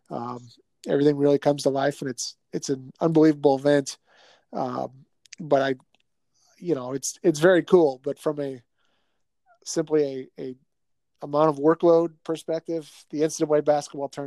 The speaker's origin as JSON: {"language": "English", "area": "near Milwaukee", "region": "Wisconsin", "country": "United States", "tie": "born or raised there", "moved": "yes", "lives_now": "Omaha, United States", "said": "I grew up just outside of Milwaukee"}